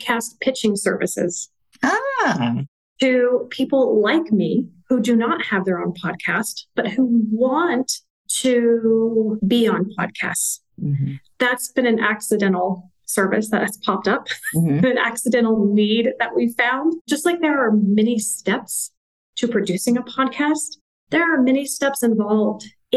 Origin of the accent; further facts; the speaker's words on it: a small town in Western Kansas, United States; moved away as an adult; I was from a small town in Western Kansas